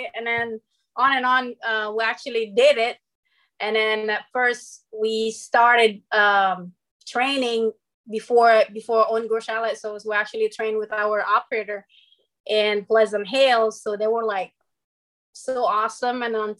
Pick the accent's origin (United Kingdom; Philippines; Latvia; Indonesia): Indonesia; Bali; moved away as an adult; also born or lived in Bakersfield, California / Kansas City; now in Santa Barbara, United States; I'm from Bali, Indonesia. Originally, I born and raised there in Bali.